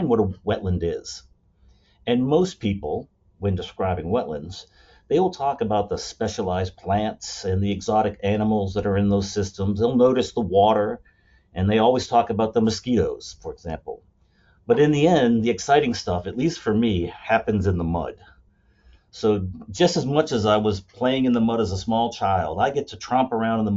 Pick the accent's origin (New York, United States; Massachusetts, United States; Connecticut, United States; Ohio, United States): Massachusetts, United States; Shrewsbury; growing up in Shrewsbury, Massachusetts